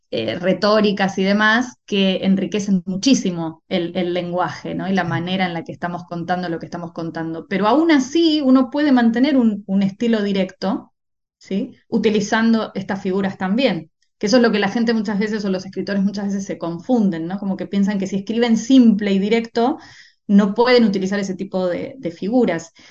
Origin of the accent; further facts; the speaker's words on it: Argentina; moved away; Y después cuando me fui de Argentina y, bueno, empecé con eh, mi, formación de una manera más intensiva y demás, empecé a escribir cosas mucho más maduras